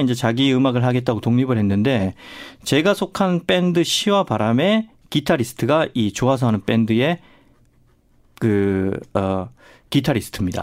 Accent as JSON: {"language": "Korean", "country": "South Korea", "tie": "born or raised there", "said": "전 특히 또 시골 출신이고"}